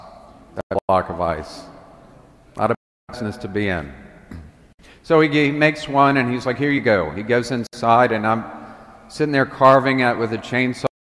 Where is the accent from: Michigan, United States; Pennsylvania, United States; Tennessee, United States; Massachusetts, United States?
Tennessee, United States; Memphis; I'm from Memphis